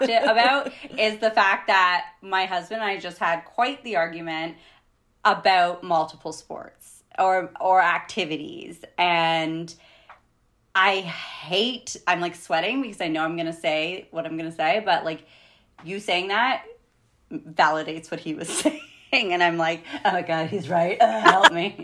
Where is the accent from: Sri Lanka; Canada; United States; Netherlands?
Canada; we're Canadian, we live in Canada.